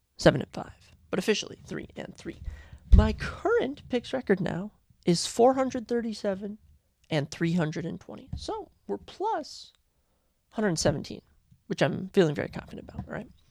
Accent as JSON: {"language": "English", "town": "Lino Lakes", "region": "Minnesota", "country": "United States", "lives_now": "Mankato, United States", "said": "I am from Lionel Lakes, Minnesota"}